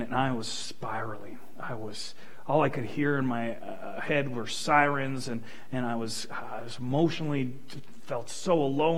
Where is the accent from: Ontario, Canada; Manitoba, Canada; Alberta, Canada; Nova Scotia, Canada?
Alberta, Canada; Fort McMurray; I grew up in Fort McMurray. This place is my home